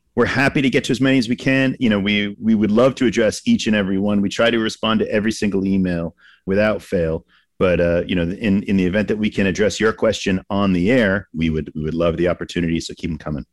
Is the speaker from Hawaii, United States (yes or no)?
no; Massachusetts, United States; I grew up in Massachusetts, so going in in Boston as a kid